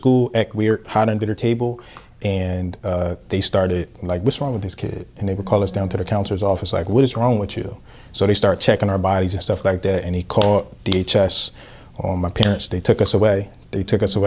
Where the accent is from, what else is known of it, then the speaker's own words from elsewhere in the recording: Philadelphia, Pennsylvania, United States; I grew up here, born and raised in Philadelphia.